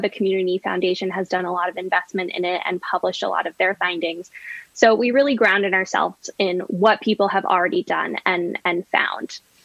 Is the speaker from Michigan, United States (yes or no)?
no; Chicago, Illinois, United States; moved away; I'm from Chicago originally